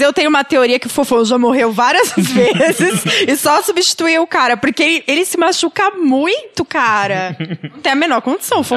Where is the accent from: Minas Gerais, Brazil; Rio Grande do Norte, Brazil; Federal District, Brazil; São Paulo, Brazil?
Minas Gerais, Brazil; eu sou mineira